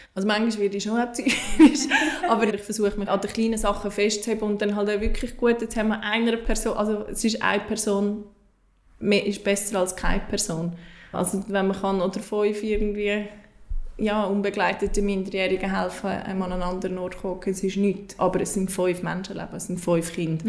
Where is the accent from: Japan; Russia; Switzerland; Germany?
Switzerland; ich als Schweizerin